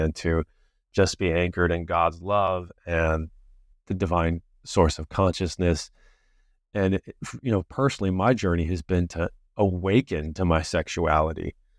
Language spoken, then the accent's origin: English; California, United States; This is kind of extreme in a certain sense from the culture I was raised in Southern California.